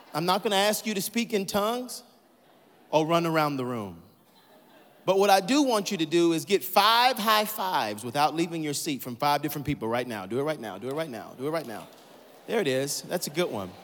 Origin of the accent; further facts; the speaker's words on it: Atlanta, Georgia, United States; I'm from Atlanta, Georgia.